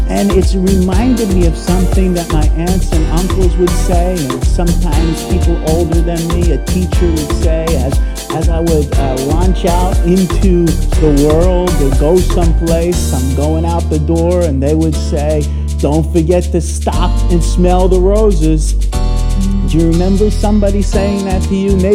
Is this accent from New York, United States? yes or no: yes; New York City, New York, United States; moved away as an adult; now in Brisbane, Australia; I'm a New Yorker.